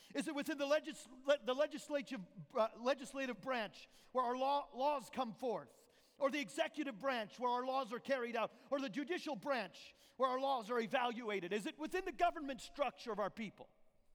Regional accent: Alberta, Canada; moved away as an adult; also born or lived in Newfoundland, Canada / Papua New Guinea; now in United States; I was born on the island of Newfoundland, Canada, East Coast. I was raised till I was 18 in the province of Alberta

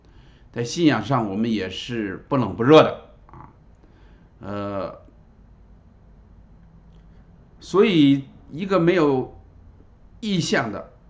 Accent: China; 我自己虽然出生在一个基督徒的家庭里头，但是在中国那个环境下，无神论的环境下啊，我从小唱的就是国际歌啊

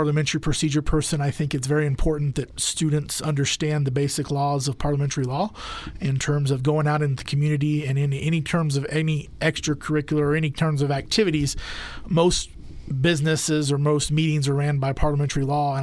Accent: Dumas, Texas, United States; moved away as an adult; also born or lived in Lubbock, Texas; now in Dalhart, United States; Originally born and raised in Dumas

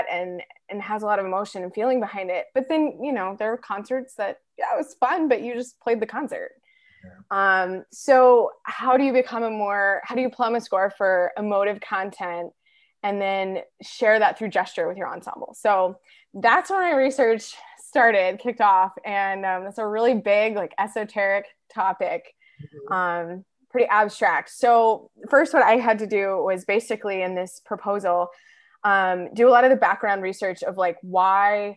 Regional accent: Atlanta, Georgia, United States; also born or lived in Texas / Boulder, Colorado; I'm originally from Texas, but grew up in the Atlanta area

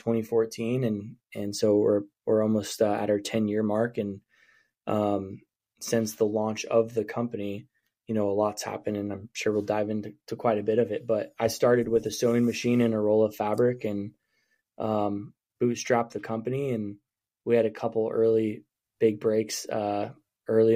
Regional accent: Coos Bay, Oregon, United States; also born or lived in Willamette Valley, Oregon / Salem, Oregon; I come from Coos Bay, Oregon. I grew up in a little town on the Oregon coast

